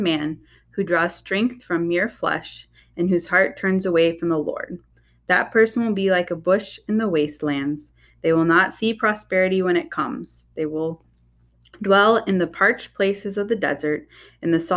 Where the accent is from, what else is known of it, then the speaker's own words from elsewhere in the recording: Oklahoma, United States; moved away as an adult; now in Michigan, United States; I grew up down in Oklahoma, moved up to Michigan right before I got married.